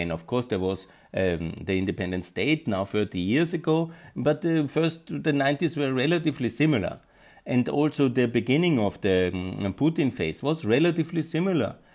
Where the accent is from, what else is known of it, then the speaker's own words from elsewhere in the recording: Austria; English is a second language; Like I'm from Austria, there's always this kind of no, we have to take Russia very seriously